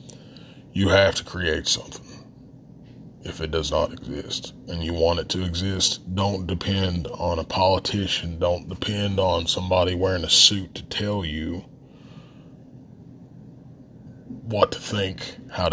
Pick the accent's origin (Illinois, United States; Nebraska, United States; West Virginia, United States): West Virginia, United States; southern; accent: Appalachian; We say creek in southern West Virginia.